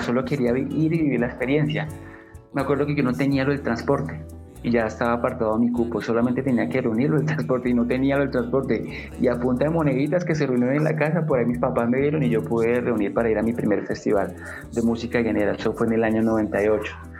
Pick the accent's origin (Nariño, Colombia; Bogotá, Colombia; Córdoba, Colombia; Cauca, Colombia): Bogotá, Colombia; siendo yo bogotano